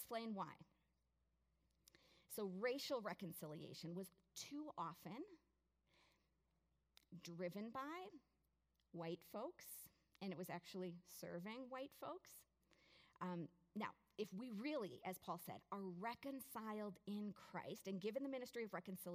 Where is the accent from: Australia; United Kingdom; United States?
United States; as an American, I'm a citizen of the most powerful country